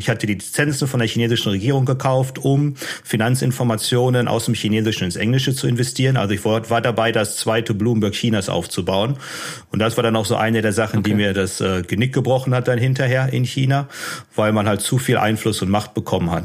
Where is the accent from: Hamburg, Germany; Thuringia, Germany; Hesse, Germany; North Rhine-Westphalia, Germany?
North Rhine-Westphalia, Germany; Unna; moved away as an adult; also born or lived in Dortmund / Sydney / Shanghai; ich bin in Dortmund geboren im Jahr 82 und ähm, relativ früh ist mein Vater gestorben. Ich habe noch zwei Geschwister. Äh, Melina und Maximilian. Und ähm, ich bin in Unna dann groß geworden